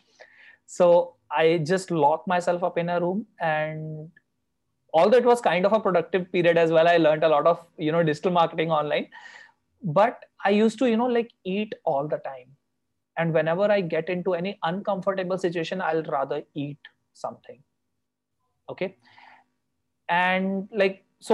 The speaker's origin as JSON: {"language": "English", "country": "India", "said": "I come from India, which still does not accept LGBT"}